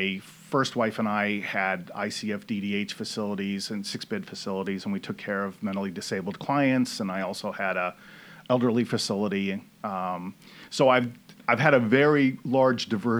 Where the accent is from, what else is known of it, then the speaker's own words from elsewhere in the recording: Fresno, California, United States; moved away as an adult; also born or lived in Sacramento, California; I moved to Fresno when I was 5 years old. And so, you know, all of the time that I grew up was always around Fresno and Clovis